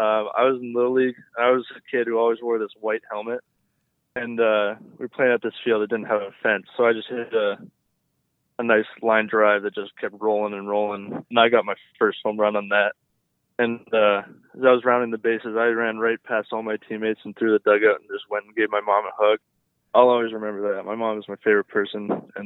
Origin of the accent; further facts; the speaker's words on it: Canada; it was definitely a really good place to be as a Canadian for sure.